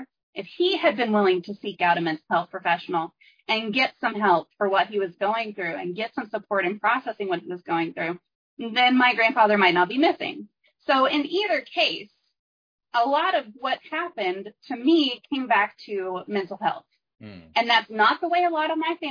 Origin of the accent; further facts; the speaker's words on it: Texas, United States; I'm from Texas